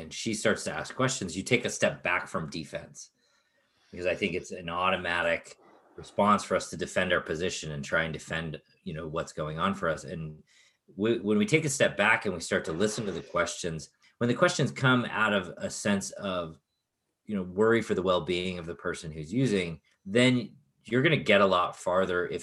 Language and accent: English; Chicago, Illinois, United States; When I was a kid, I grew up in Chicago